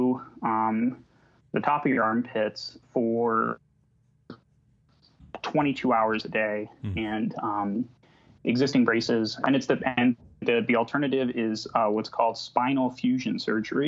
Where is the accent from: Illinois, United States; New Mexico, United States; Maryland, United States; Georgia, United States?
Illinois, United States; moved away; also born or lived in Texas / Bay Area; I grew up in Illinois and went to school in Texas.